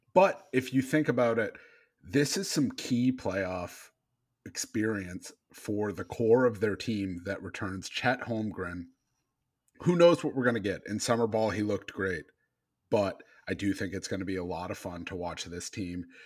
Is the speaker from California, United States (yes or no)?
no; Maine, United States; I grew up in Maine